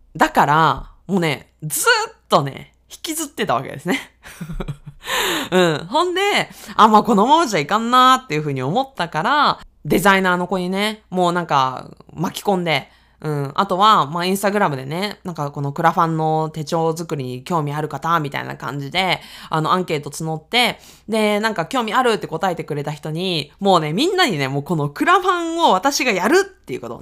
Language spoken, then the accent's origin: Japanese; Aichi, Japan; accent: Owari dialect (Nagoya-ben); moved away as an adult; also born or lived in Tokyo / Osaka; 愛知県出身